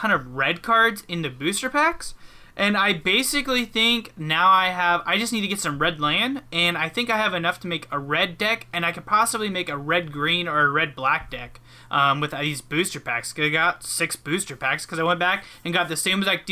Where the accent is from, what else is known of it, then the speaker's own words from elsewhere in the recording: Anchorage, Alaska, United States; I was born in Anchorage